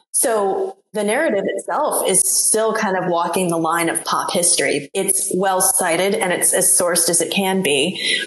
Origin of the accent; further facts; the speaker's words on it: New England, United States; I'm from New England